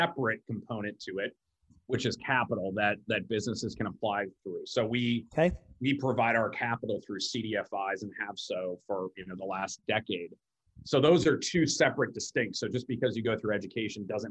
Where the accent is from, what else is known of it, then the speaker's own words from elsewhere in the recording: Omaha, Nebraska, United States; moved away; I'm from Omaha, Nebraska originally.